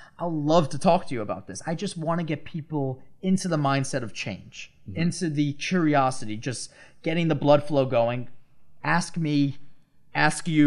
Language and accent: English; Long Island, New York, United States; I'm from Long Island